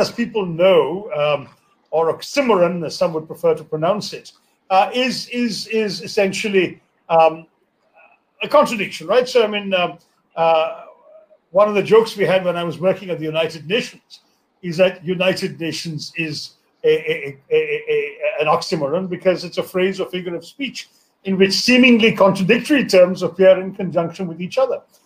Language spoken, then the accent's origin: English; India; I grew up in India without television, without computers, without mobile phones